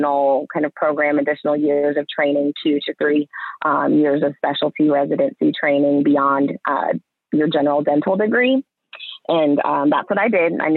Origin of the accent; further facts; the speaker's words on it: Alpharetta, Georgia, United States; also born or lived in Washington, D.C.; I grew up in Alpharetta, Georgia